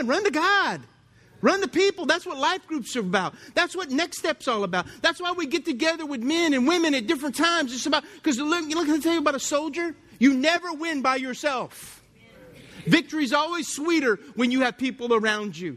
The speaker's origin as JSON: {"language": "English", "town": "Lafayette", "region": "Louisiana", "country": "United States", "tie": "born or raised there", "said": "I grew up in Lafayette"}